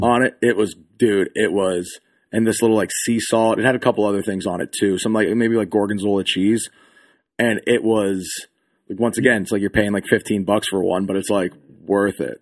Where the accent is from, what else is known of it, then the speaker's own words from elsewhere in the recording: Pennsylvania, United States; moved away; I'm originally from Pennsylvania